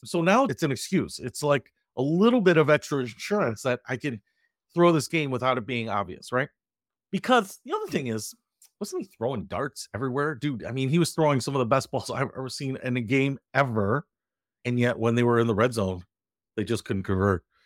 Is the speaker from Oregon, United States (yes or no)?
no; Detroit, Michigan, United States; I grew up in Detroit